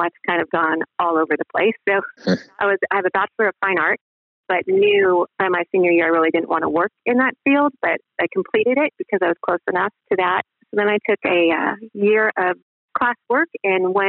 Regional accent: Los Angeles, California, United States; moved away as an adult; also born or lived in Pacific Northwest / Orlando, Florida; now in Longview, United States; I grew up in Southern California, Los Angeles area, in the Valley of the Valley Girl fame of the 1980s

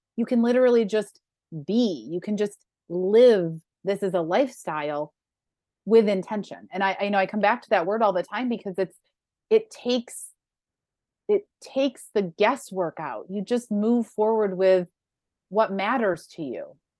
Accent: Western New York, United States; moved away; I grew up in Western New York where buffalo wings are a thing.

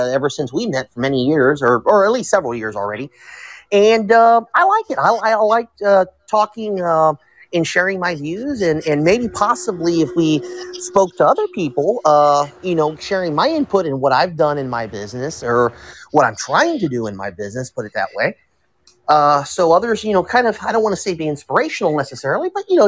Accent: Tampa, Florida, United States; I was born here in Tampa. I'm a Tampa native.

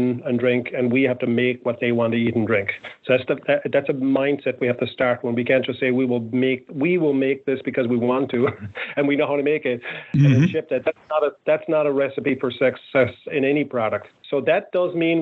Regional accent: Ireland; I grew up in Ireland

